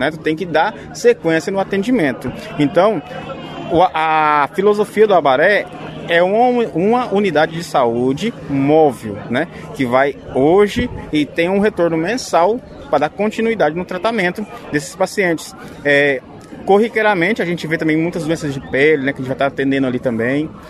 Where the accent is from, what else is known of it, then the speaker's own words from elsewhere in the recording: Goiânia, Goiás, Brazil; A meta que a gente tem aí, eu sou de Goiânia, mas eu, eu, eu sei que a gente tem uma meta aí